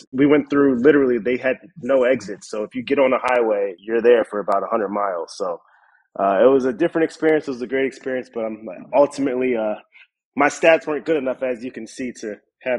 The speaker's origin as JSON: {"language": "English", "town": "New York City", "region": "New York", "country": "United States", "tie": "born or raised there", "said": "I grew up in Harlem, born and raised. you know, always grew up playing baseball there."}